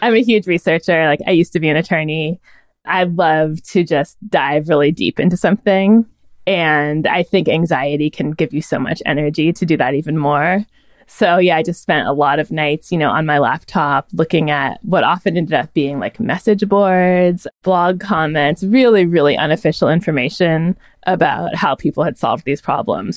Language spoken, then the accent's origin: English; Northern California, United States; I was raised in Northern California